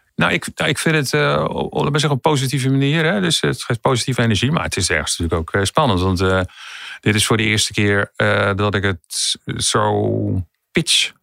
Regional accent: Amersfoort, Utrecht, Netherlands; ik kom uit Amersfoort

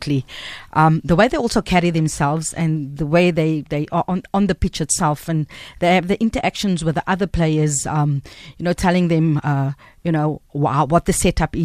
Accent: Cape Town, Western Cape, South Africa; I went to school in Salt River, we lived in Heidefeld, then we moved to Hanover Park when the place got too small

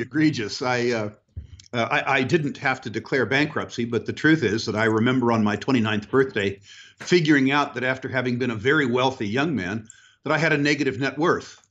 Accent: United States; moved away as an adult; also born or lived in Canada; being American

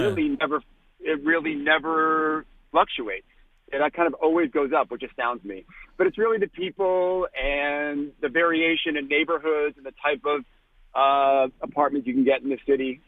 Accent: Boston, Massachusetts, United States; now in New York, United States; I'm from Boston. My entire family is like diehard Red Sox fans

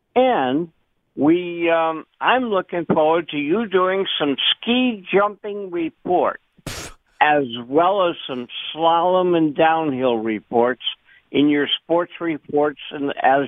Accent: Newport, New Hampshire, United States; now in Maine, United States; I'm old enough to remember that, unfortunately. Also, I was brought up in Newport, New Hampshire.

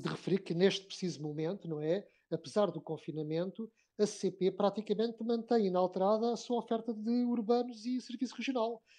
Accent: Portugal; nós, portugueses

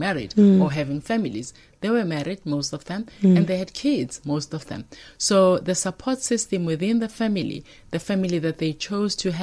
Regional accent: Durban, KwaZulu-Natal, South Africa; moved away as an adult; now in Johannesburg, South Africa; I'm from Durban.

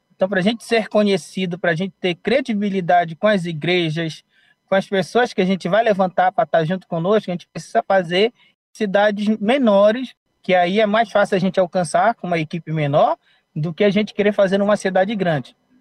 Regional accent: Amapá, Brazil; moved away as an adult; now in Aracaju, Brazil; sou do estado do Amapá, mas moro em Aracaju agora, Sergipe

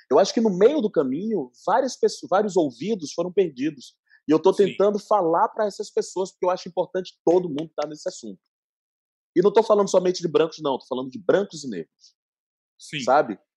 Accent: Salvador, Bahia, Brazil; Eu tinha feito uma tour linda por Salvador, minha terra, em 2019, no fim do ano, eu fiz 18 escolas em cinco dias presencialmente.

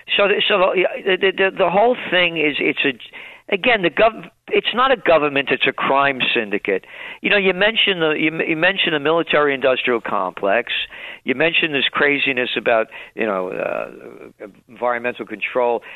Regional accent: New York City, New York, United States; growing up in the Bronx.

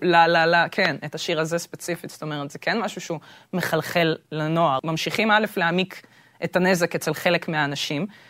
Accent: Israel; נולדתי בארץ, זה בדיוק העניין. שגם בתור ישראלית שנולדה בארץ

